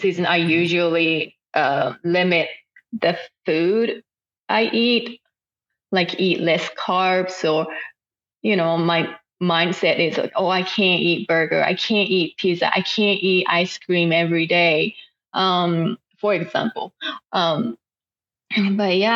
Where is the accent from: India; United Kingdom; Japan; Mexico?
Japan; first language Japanese; English is a second language; moved away as an adult; now in Oklahoma City, United States; my first language is Japanese